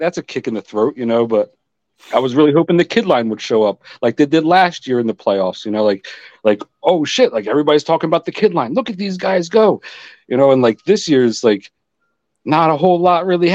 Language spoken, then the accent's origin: English; East Coast, United States; now in Oregon, United States; I grew up on the East Coast